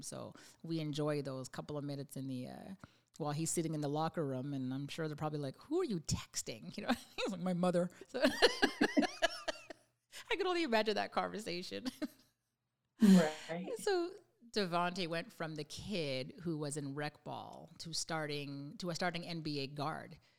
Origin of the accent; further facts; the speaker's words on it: Canada; I'm from Canada